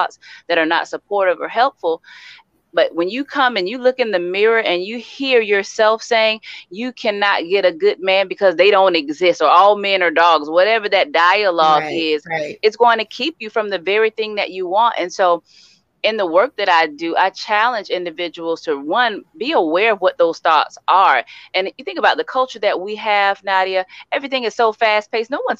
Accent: Sarasota, Florida, United States; moved away as an adult; now in Tallahassee, United States; I'm from Sarasota, Florida.

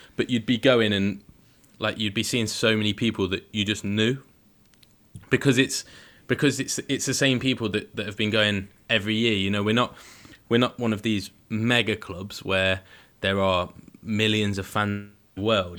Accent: Leicestershire, East Midlands, United Kingdom; I'm from Leicestershire

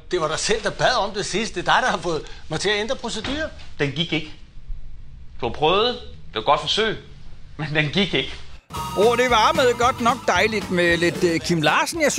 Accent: Herning, Central Denmark Region, Denmark; Men jeg er fra Herning, der har vi ydekrog

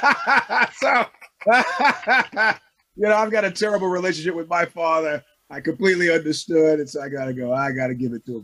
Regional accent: New York, United States; now in California, United States; where are you from? I said, New York

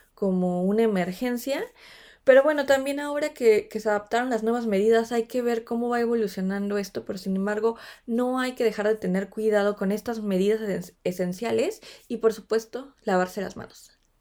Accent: Mexico; now in Stuttgart, Germany; me encuentran como una mexicana en Stuttgart

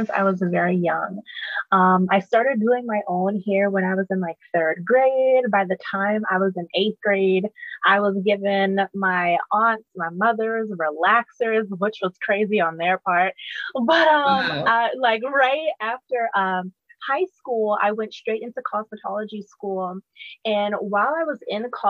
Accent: Charleston, South Carolina, United States; I am from Charleston, South Carolina.

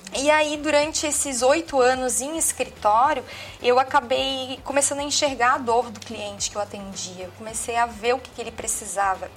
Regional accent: São José, Santa Catarina, Brazil; Eu sou nascida e criada aqui mesmo, em São José, Santa Catarina.

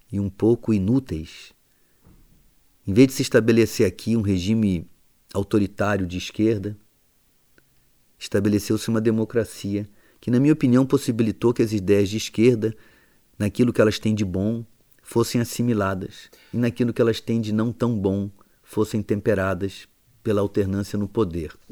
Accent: England, United Kingdom; Rapaz, comparado com o país de onde eu venho, Portugal é, é mais estável democraticamente que a Inglaterra.

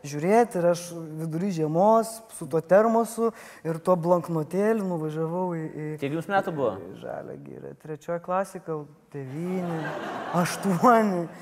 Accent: Panevėžys, Panevėžys County, Lithuania

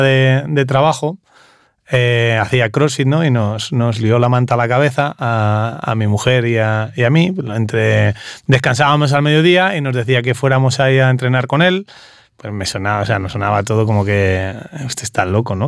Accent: Puertollano, Castilla-La Mancha, Spain; moved away as an adult; also born or lived in Riviera Maya, Mexico; yo soy de Ciudad Real, de Puerto Llano, en Ciudad Real.

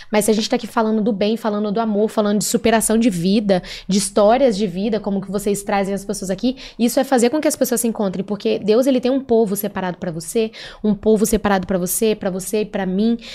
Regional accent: Italy; Eu sou italiano, então

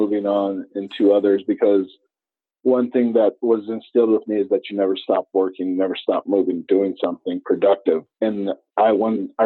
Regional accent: Flagstaff, Arizona, United States; originally, I was born and raised in Northern Arizona, Flagstaff, native, third generation to Arizona

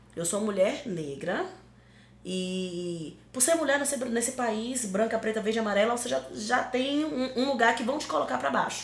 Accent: Northeast Region, Brazil; Sou uma mulher negra, sou uma mulher nordestina

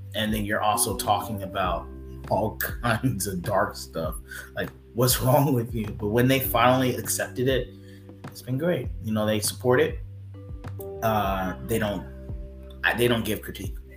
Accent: Thomasville, Georgia, United States; I'm from Thomasville, Georgia. So like we live like literally on the Florida Georgia line.

